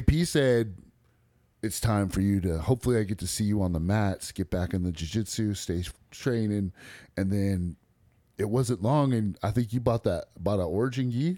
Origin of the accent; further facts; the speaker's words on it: Bay Area, California, United States; I was born and raised in the Bay Area and California